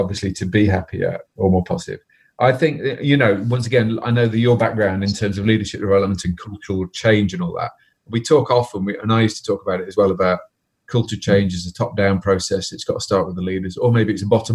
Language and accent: English; Derby, East Midlands, United Kingdom; I'm from Derby